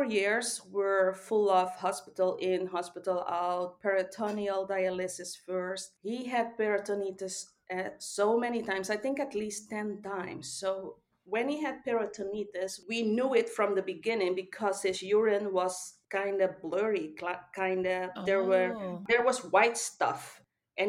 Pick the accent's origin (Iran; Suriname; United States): Suriname; now in Netherlands; I was born in South America, Suriname, but I've been living in the Netherlands for more than 30 years now.